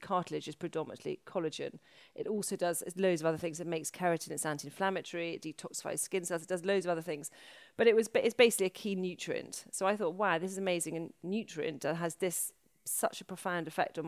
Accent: Wales, United Kingdom; moved away; I'm from Wales.

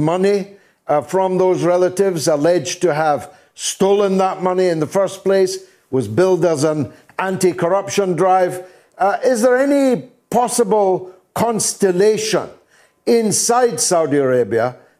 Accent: Dundee, Scotland, United Kingdom; my hometown of Dundee

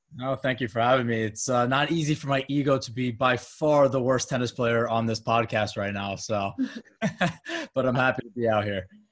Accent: Long Island, New York, United States; also born or lived in Florida; born and raised in Long Island, New York, just about 25 minutes outside the city

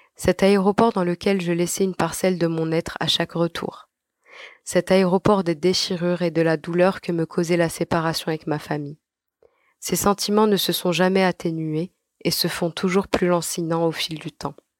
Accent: Algiers, Algiers Province, Algeria; moved away as an adult; now in Paris, France; Alger, cette ville où je suis née, à Bablouette plus précisément

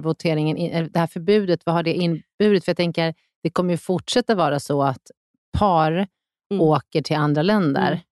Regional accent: Sweden; vi svenskar

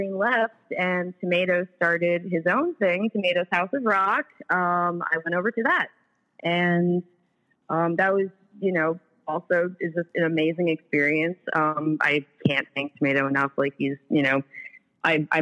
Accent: New York City, New York, United States; moved away; also born or lived in Manhattan / New Jersey; then we moved to Brooklyn

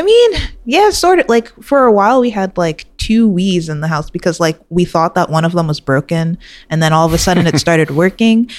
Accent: New York City, New York, United States; I grew up in Queens, New York.

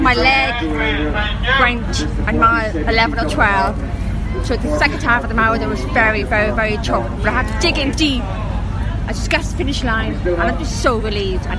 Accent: County Meath, Ireland; I'm from Woodton

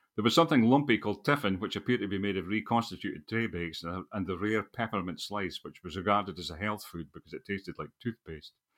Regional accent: Scotland, United Kingdom; also born or lived in England; a Scottish nationalist or a patriot

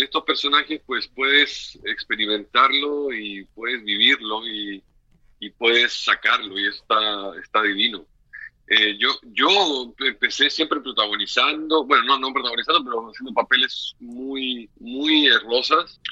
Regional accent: Viña del Mar, Valparaíso, Chile; moved away as an adult; now in Mexico; yo nací en el Valparaíso, en la quinta región

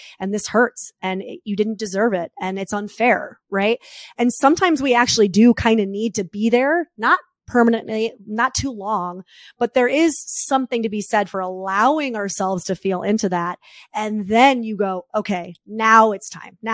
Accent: New York, United States; I'm a New Yorker.

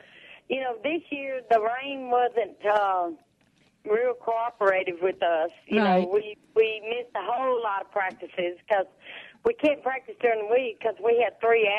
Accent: Vicksburg, Mississippi, United States; we are all from Vicksburg, from Warren County.

